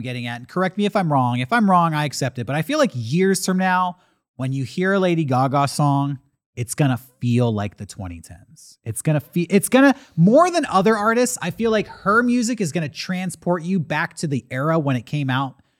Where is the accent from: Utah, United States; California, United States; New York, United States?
California, United States; Santee; We went to the Walmart in Santee, my hometown